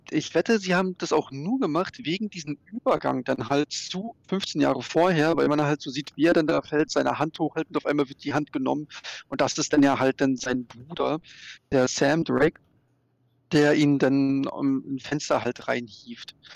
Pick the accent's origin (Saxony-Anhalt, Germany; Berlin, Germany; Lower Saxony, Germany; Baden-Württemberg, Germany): Berlin, Germany; wenn du ja, Berliner also ich, bist